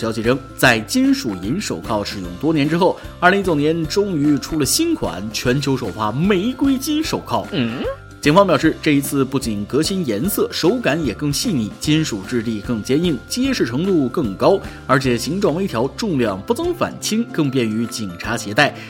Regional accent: Jiangnan, China; 当然，我家乡是江南，有非常广阔的湖。

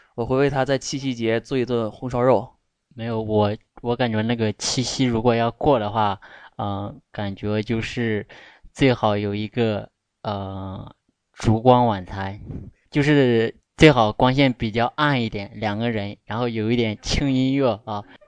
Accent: Bengbu, Anhui, China; 我是来自安徽蚌埠市固镇县的

